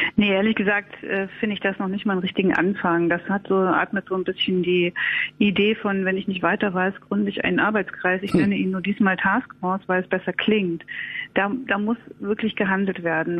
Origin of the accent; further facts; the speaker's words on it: East Germany, Germany; ich bin aus dem Osten